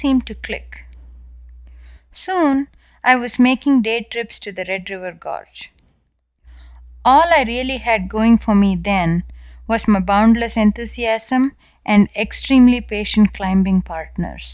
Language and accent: English; South India, India; moved away as an adult; now in United States; as you can clearly tell from my accent, I was born and raised in India